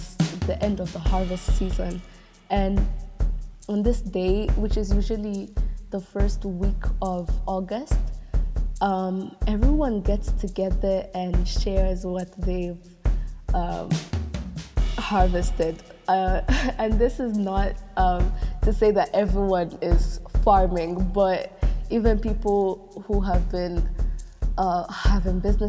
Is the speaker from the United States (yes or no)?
no; Kigali, Rwanda; I am from Rwanda, Kigali, Rwanda, and it is a country in East Africa